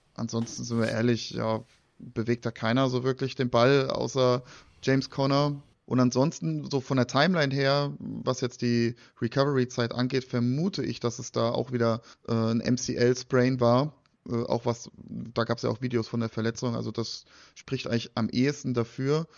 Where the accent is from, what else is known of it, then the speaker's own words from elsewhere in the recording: Frankfurt, Hesse, Germany; Als Frankfurter